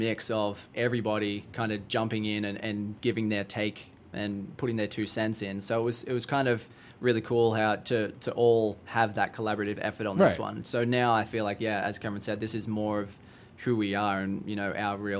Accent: Australia; now in Chicago, United States; I'm from Australia

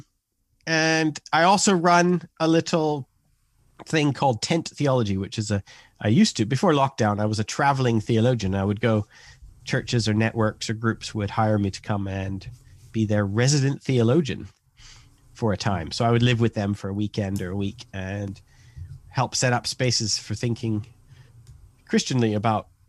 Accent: Canada; moved away as an adult; now in England, United Kingdom; I'm a Canadian. I moved to England. I live in England right now, but I moved to England when I was 19

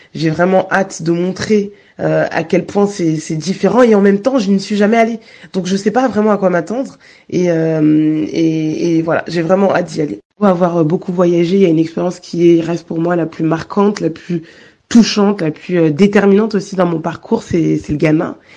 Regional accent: Guadeloupe; je suis Guadeloupéenne

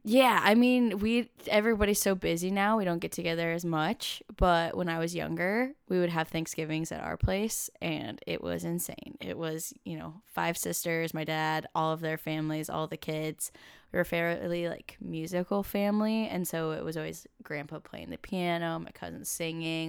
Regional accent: Camas, Washington, United States; I grew up in Camas, Washington, which is right next to Vancouver, Washington, and across the river from Portland, Oregon

